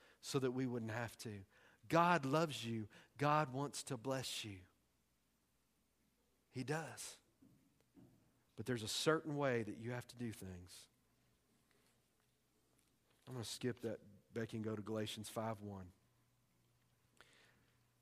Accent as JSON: {"language": "English", "region": "Texas", "country": "United States", "said": "I'm from Texas. We make up words."}